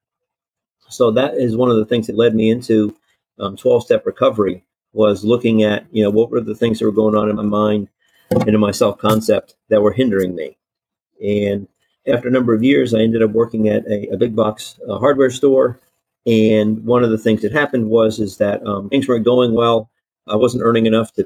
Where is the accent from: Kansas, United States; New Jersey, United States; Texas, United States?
New Jersey, United States; moved away as an adult; I grew up in New Jersey